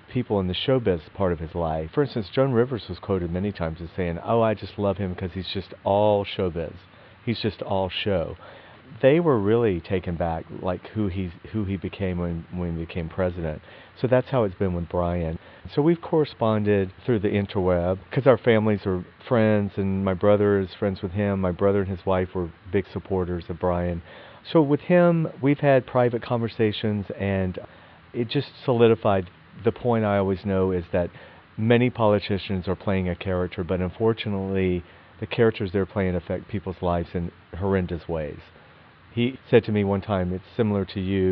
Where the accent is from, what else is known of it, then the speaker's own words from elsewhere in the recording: Athens, Georgia, United States; we grew up together in Athens, Georgia